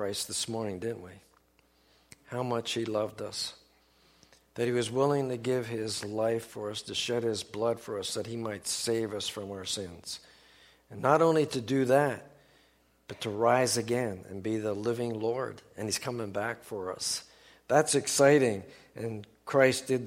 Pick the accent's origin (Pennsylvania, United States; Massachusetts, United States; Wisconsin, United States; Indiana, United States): Pennsylvania, United States; Philadelphia; moved away as an adult; I'm from Philadelphia